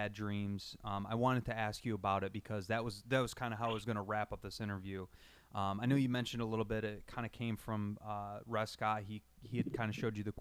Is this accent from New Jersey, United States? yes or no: no; New York, United States; we're not from New York City, but we're from fucking New York State